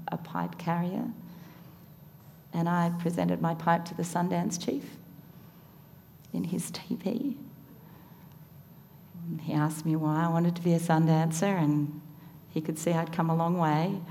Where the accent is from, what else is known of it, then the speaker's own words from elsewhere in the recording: Tasmania, Australia; I grew up in Tasmania